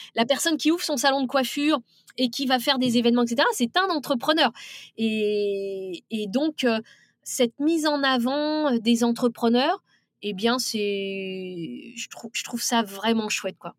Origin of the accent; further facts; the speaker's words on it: France; c'est les femmes de banlieue, puisque c'est de là d'où je viens